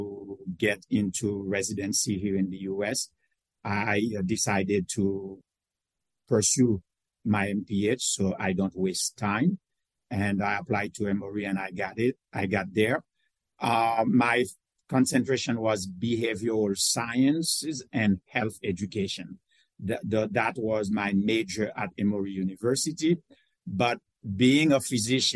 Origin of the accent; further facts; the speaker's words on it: Haiti; now in United States; I came from Haiti, where I was, I grew up in a very modest community from a poor family